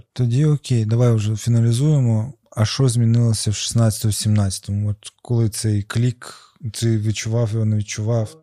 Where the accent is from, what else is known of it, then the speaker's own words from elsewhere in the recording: Crimea, Ukraine; я з Криму